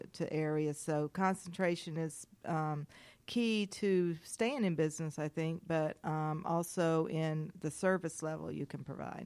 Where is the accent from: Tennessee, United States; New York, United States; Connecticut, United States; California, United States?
Tennessee, United States; Maryville; moved away as an adult; also born or lived in Gainesville, Georgia / Huntsville, Alabama; now in Atlanta, United States; I grew up in Maryville, Tennessee for most of my life